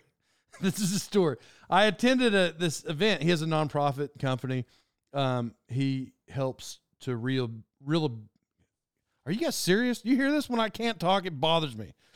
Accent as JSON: {"language": "English", "area": "Cherokee Nation Turnpike area", "region": "Oklahoma", "country": "United States", "tie": "born or raised there", "said": "in childhood, when I lived there"}